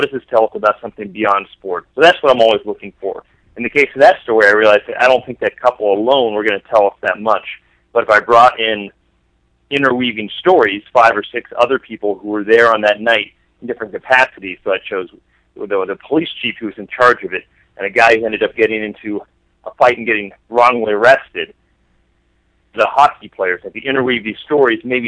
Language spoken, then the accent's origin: English; the Bay Area, California, United States; I grew up in the Bay Area